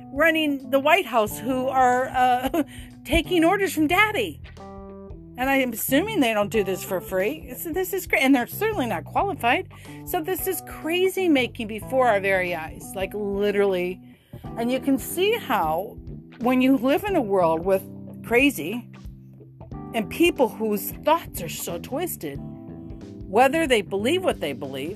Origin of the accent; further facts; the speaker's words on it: United States; I'm an American